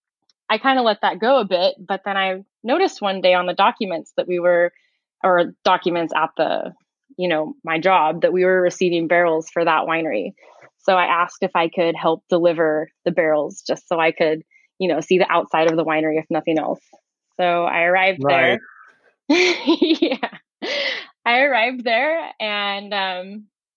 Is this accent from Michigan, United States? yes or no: no; Visalia, California, United States; I grew up in the Central Valley in California in a town called Visalia.